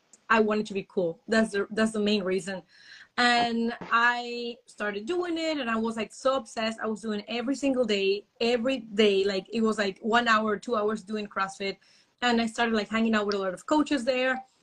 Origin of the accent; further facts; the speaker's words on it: Panama; moved away as an adult; now in Germany; I am from Panama actually, and I'm living in Germany since almost almost six years already.